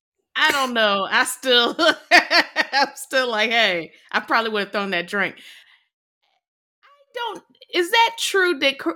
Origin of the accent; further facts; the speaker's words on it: Virginia, United States; I'm from Virginia.